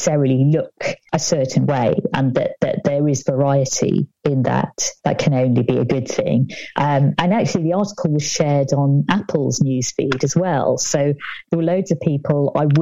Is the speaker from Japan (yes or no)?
no; United Kingdom